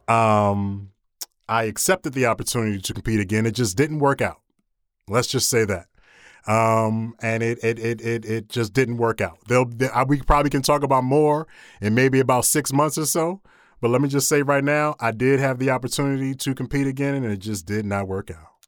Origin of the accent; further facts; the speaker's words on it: Philadelphia, Pennsylvania, United States; moved away as an adult; also born or lived in Williamsburg, Virginia; I'm born and raised in Philadelphia